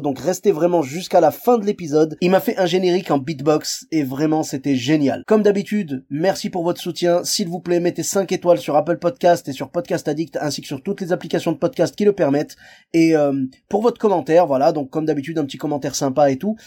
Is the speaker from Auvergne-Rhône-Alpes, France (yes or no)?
yes; Lyon, Auvergne-Rhône-Alpes, France; je suis originaire de Lyon